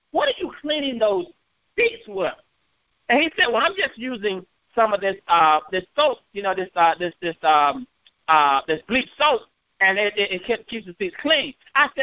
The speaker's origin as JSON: {"language": "English", "region": "North Carolina", "country": "United States", "said": "I'm from North Carolina."}